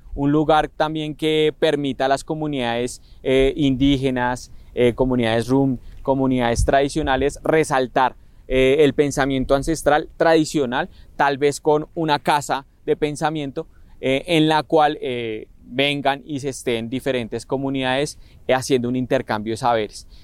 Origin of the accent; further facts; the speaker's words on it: Bogotá, Colombia; soy habitante de toda la vida de Usme